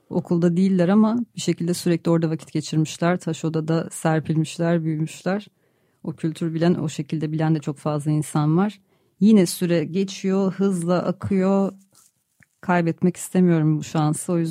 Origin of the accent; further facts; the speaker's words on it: Adana, Turkey; moved away; doğup büyüdüğüm yer Adana.